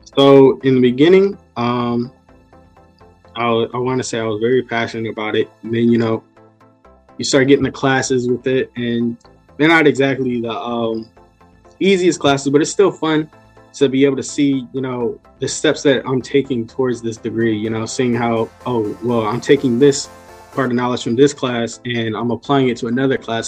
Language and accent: English; Newport News, Virginia, United States; I'm from Newport News, Virginia, so I'm very local